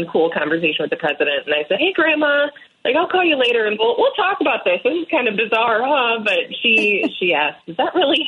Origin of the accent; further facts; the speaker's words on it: Dubuque, Iowa, United States; my hometown of Dubuque